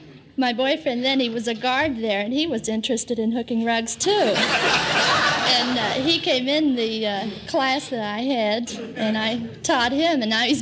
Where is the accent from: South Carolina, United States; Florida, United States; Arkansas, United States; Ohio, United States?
Ohio, United States; Millville; I'm from Millville, Ohio.